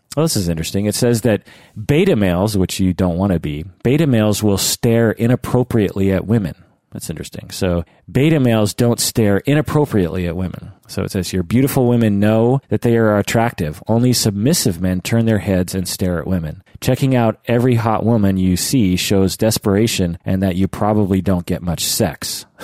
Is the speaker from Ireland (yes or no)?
yes; Ireland; To be upfront, I am from Ireland, and so this concept is a little alien, but it is slowly getting mentioned in my country also.